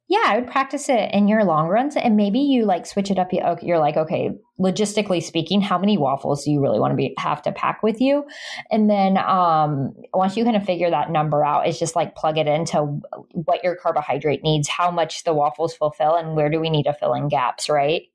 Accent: Jacksonville, Florida, United States; it's in my hometown

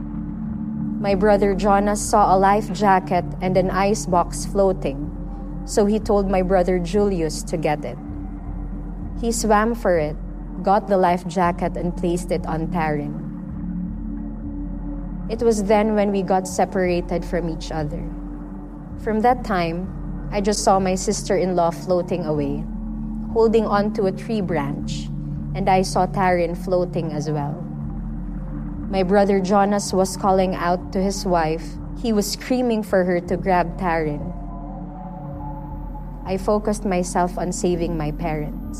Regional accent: Tacloban, Eastern Visayas, Philippines; I'm from Tacloban City, Philippines

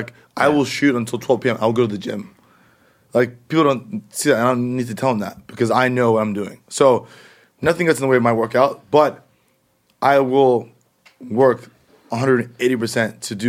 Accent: United States; which eventually will come to America, because I'm American.

